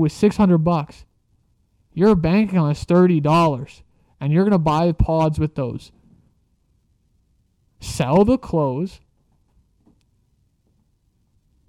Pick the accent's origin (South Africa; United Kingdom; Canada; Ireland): Canada; I'm a Canadian